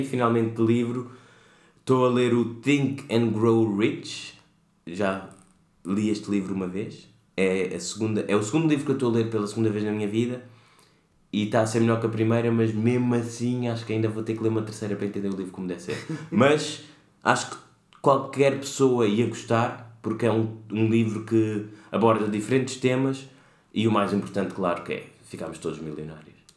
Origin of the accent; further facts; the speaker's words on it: Portugal; venho de Portugal